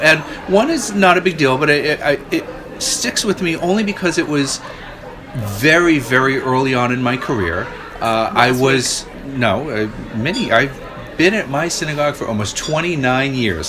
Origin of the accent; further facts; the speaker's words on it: Boston, Massachusetts, United States; moved away; I am originally from the Boston area